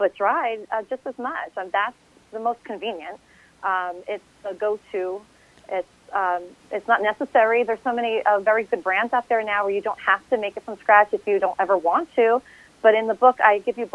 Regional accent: New Jersey, United States; I grew up in a family of Italian influence. I'm from New Jersey.

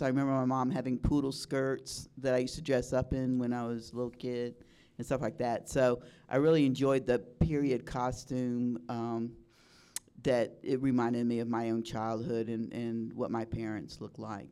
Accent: South Florida, United States; I had a great childhood growing up in South Florida

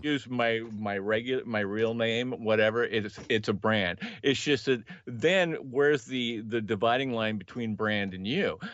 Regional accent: Los Angeles, California, United States; I was born in Northern California, but I, I spent most of my formative years in L

